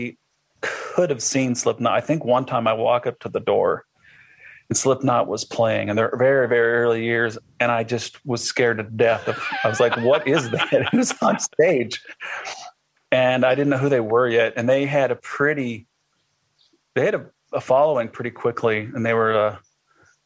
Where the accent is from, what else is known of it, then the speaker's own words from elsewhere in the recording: Iowa, United States; I'm from Iowa.